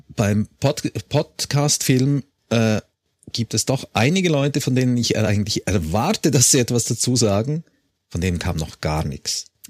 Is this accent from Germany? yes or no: no; Switzerland; ich bin auch Schweizer